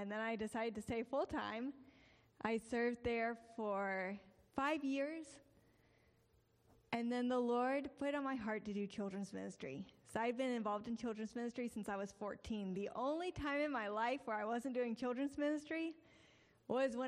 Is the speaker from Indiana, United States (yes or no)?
no; Prattville, Alabama, United States; moved away as an adult; now in Mexico; I am from here, and I grew up in Prattville.